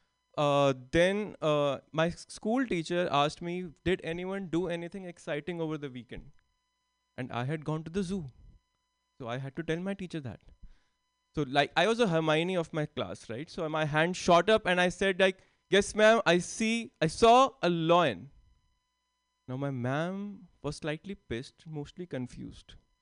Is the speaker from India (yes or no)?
yes; India; English is a second language; moved away as an adult; now in San Jose, United States; I am from India. I recently moved to the US. And English is not my first language